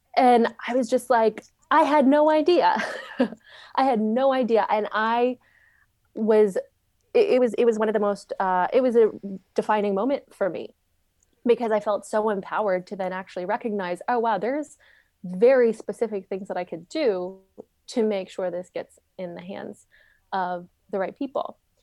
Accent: Saskatchewan, Canada; moved away as an adult; also born or lived in Arizona; the town that I grew up in, in Saskatchewan, Canada, it had five hundred people.

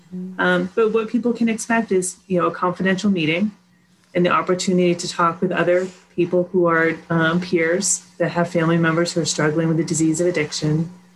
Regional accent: Sudbury, Massachusetts, United States; I grew up in Sudbury, Mass

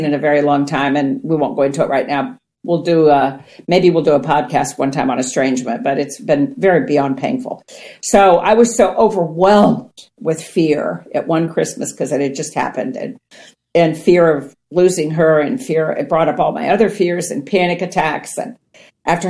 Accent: Ohio, United States; I grew up on farmland in Ohio

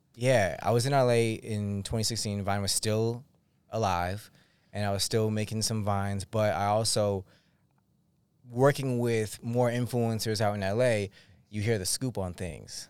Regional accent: Massachusetts, United States; I'm from Massachusetts

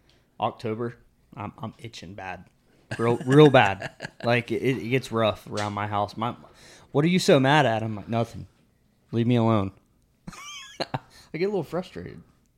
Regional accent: Florida, United States; also born or lived in West Virginia; Yes, because I'm from Florida.

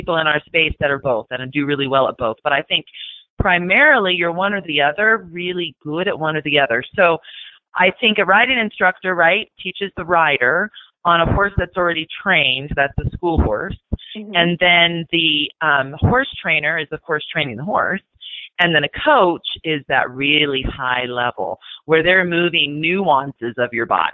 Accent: Fullerton, California, United States; I grew up in Southern California in a town called Fullerton.

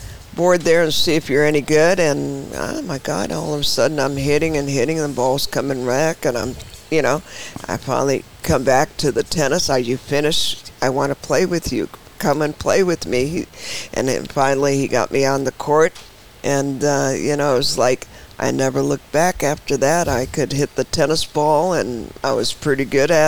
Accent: San Francisco, California, United States; Born and raised in San Francisco.

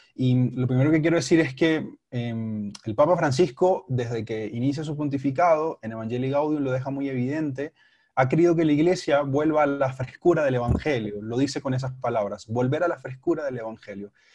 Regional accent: Panama; moved away as an adult; now in Bogotá, Colombia; soy de Panamá, hace tres años vivo aquí en la ciudad de Bogotá

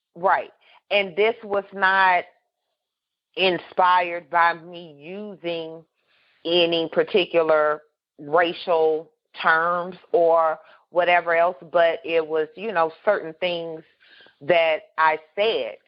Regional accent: California, United States; I grew up in California

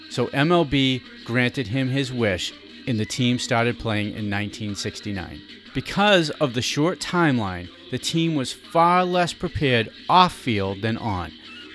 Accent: Cambridge, Massachusetts, United States; Rick and I played baseball together growing up in Cambridge, Mass.

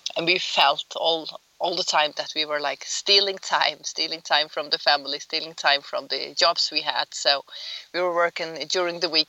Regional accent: Faroe Islands; moved away; We grew up on the Faroe Islands

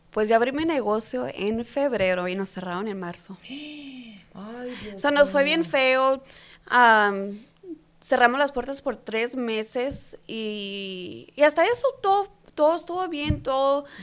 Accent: Yuma, Arizona, United States; also born or lived in Calexico, California; Pueblitos, sí, de, Caléxico Calexico, California, de son, pues también me crié en Yuma y en Salado de San Luis, ahí está mi mamá y toda mi ah. familia.

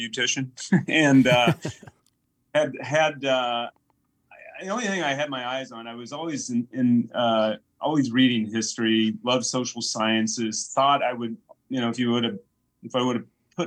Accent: Olds, Iowa, United States; moved away; also born or lived in Chicago; Olds is my hometown.

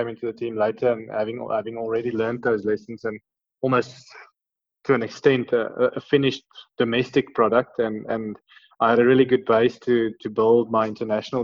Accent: Pretoria, Gauteng, South Africa; I grew up in Pretoria. I went to Menlo Park. I went to school in Menlo Park.

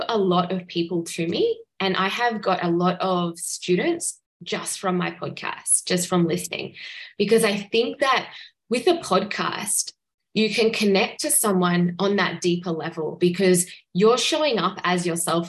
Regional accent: Australia; I'm from Australia

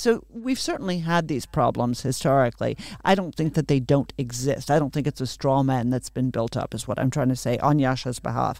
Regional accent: Boston, Massachusetts, United States; I grew up in Boston

